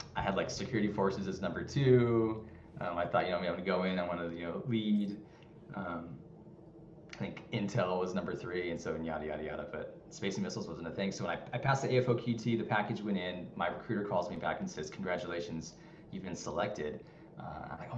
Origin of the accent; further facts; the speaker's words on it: Anaheim, California, United States; moved away; I'm from Anaheim, California. I love it, SoCal